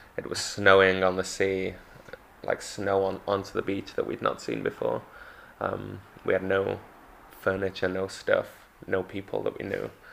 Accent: Manchester, North West England, United Kingdom; also born or lived in London; now in Margate, United Kingdom; I come from Manchester

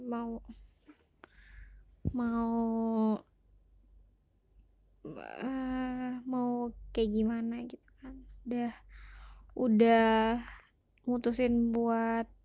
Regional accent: Lampung, Indonesia; now in Jakarta, Indonesia; ya enggak lah sama juga dari Lampung

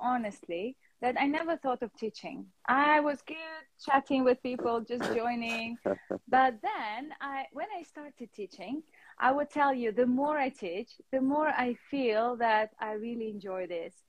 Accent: Russia; now in London, United Kingdom; And now I'm living in London, but originally I'm from Russia.

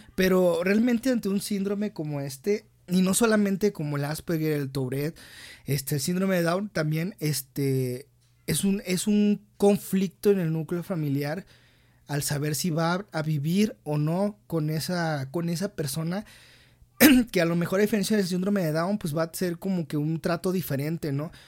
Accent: Mexico; como mexicanos

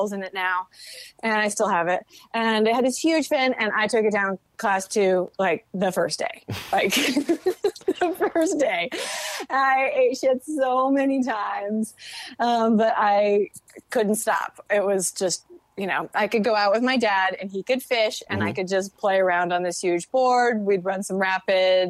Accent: North Carolina, United States; I'm from North Carolina

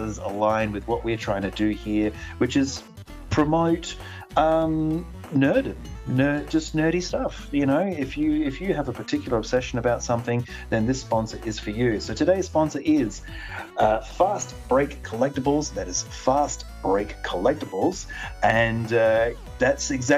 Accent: Australia; we're Australian

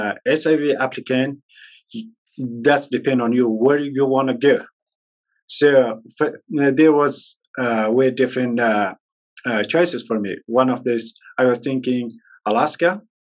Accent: Kabul, Afghanistan; English is a second language; moved away as an adult; now in United States; I came in Utah 2014 from Kabul, Afghanistan.

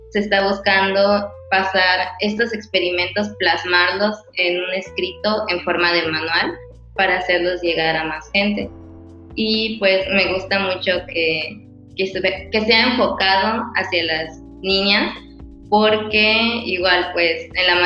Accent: Mérida, Yucatán, Mexico; yo soy de Mérida

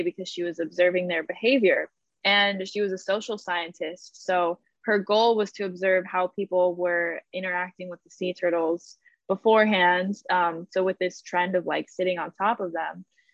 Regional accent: Colorado Rocky Mountains, United States; I grew up in the Colorado Rocky Mountains

